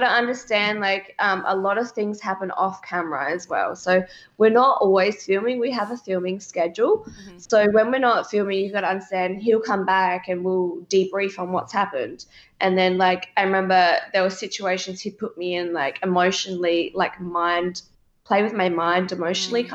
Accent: Adelaide, South Australia, Australia; we're both from Adelaide

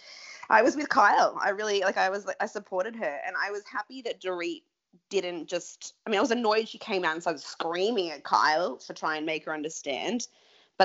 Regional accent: Melbourne, Victoria, Australia; moved away; I'm from Melbourne

